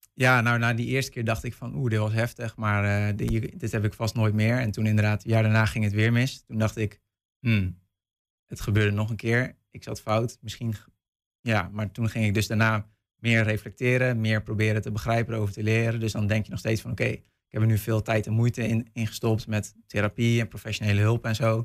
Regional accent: North Brabant, Netherlands; moved away; ik kom zelf uit West-Brabant, dus mijn ouders wonen ver weg

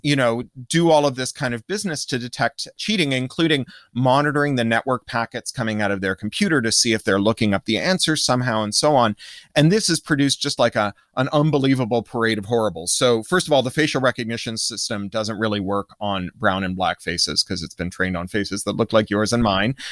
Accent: Canada; moved away; also born or lived in United States / United Kingdom; I grew up in Canada and then in the U S and then spent thirteen years in the U K

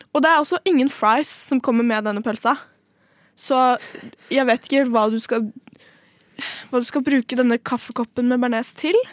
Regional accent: Trøndelag, Norway; Jeg er trønder

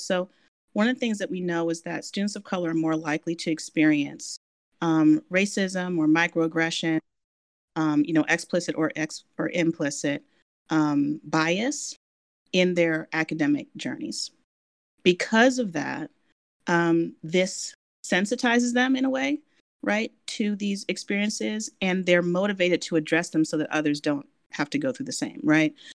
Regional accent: Washington, District of Columbia, United States; moved away as an adult; I, am born and raised in Washington D.C.

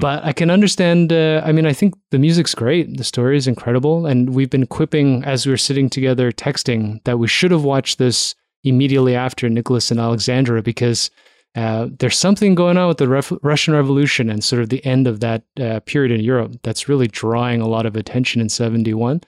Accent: Toronto, Ontario, Canada; I'm from Toronto

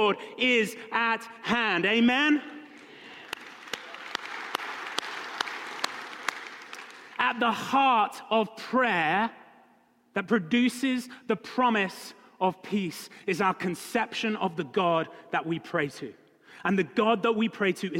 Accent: United Kingdom; moved away; I'm British.

